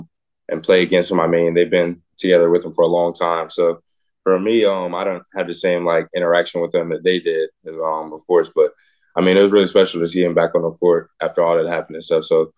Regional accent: Fairburn, Georgia, United States; also born or lived in Pasco, Washington / South Carolina / Ottawa, Tennessee; So I was born in Washington, Pasco, Washington, moved to South Carolina. That's where a majority of my family's from. Then we moved to Ottawa, Tennessee. It's probably like 30 minutes from Chattanooga. And then I moved to Atlanta, Fairburn.

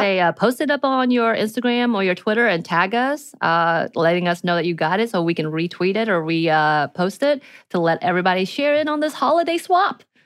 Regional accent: mountains of Georgia, United States; growing up in the mountains of Georgia

